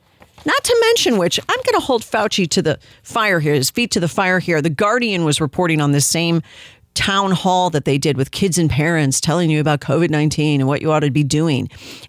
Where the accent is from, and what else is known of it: United States